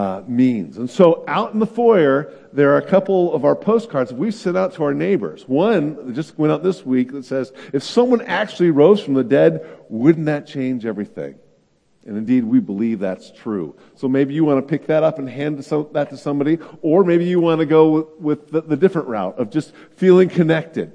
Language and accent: English; the Bay Area, California, United States; moved away; also born or lived in Illinois; I'm from California, from the Bay Area